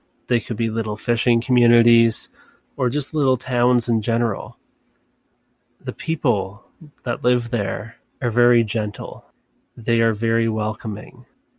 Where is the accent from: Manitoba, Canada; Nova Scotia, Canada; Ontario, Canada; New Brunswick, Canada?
Nova Scotia, Canada; even if I was not from Nova Scotia